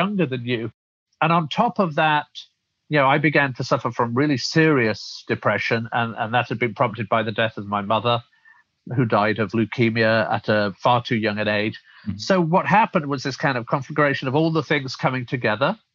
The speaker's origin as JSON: {"language": "English", "town": "Rotherham", "region": "Yorkshire and the Humber", "country": "United Kingdom", "tie": "born or raised there", "also_born_or_lived": "London", "moved": "as an adult", "lives_now": "United States", "said": "originally, as you can probably tell from my accent, I'm from the UK, originally brought up in the north of England in Sheffield, in fact, a town called Rotherham, outside of Sheffield"}